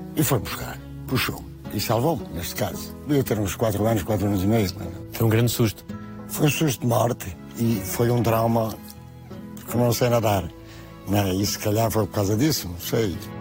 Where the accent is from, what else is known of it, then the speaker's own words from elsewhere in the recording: Porto, Norte, Portugal; also born or lived in Val Moreira; Quando vim para o Porto, com 6 anos, então acabei a escola, fui trabalhar